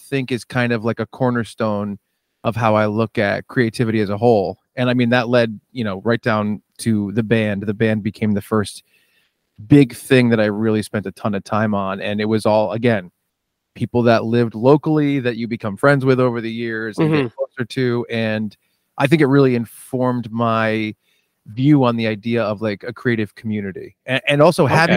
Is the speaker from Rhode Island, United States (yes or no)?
yes; Bristol, Rhode Island, United States; also born or lived in Warren, Rhode Island / Providence, Rhode Island; I was born in Providence, but yeah, I grew up in Warren until I was like five, and then I made the big move to Bristol, Rhode Island, which was six minutes down the road.